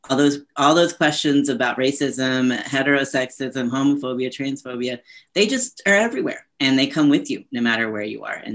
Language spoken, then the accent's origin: English; the South, United States; as a white transgender man born and raised in the South, um, I call upon the legacy of my my grandparents, my mother's family